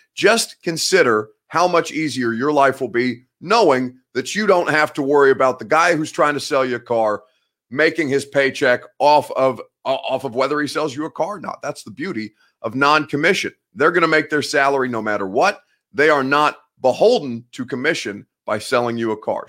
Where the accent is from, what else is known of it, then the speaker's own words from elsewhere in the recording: Indianapolis, Indiana, United States; moved away; in Indy, that's basically my hometown